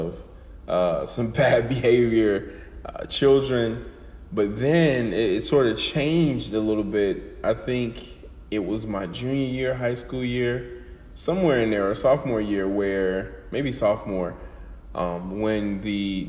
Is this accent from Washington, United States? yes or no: no; Atlanta, Georgia, United States; moved away as an adult; now in Macon, United States; my journey of growing up in the hoods of Atlanta